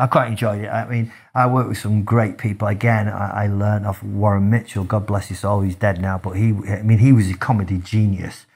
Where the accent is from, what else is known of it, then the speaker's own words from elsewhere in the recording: Manchester, North West England, United Kingdom; I grew up in, in Manchester